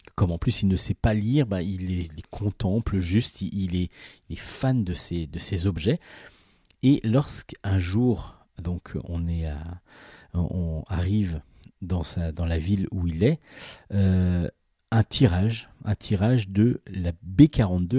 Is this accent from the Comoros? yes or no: no; France; nous les Français